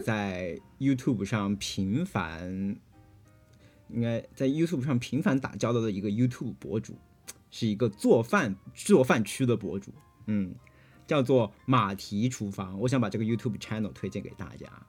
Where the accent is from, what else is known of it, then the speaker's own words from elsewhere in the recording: Hunan, China; now in United States; 我是湖南人，没有用过这种食材